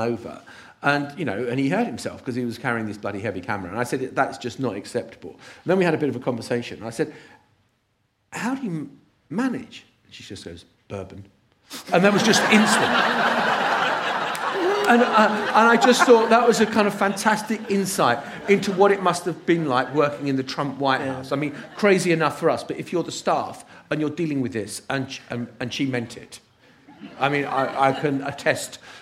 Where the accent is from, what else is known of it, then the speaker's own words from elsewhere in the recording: United Kingdom; we're British after all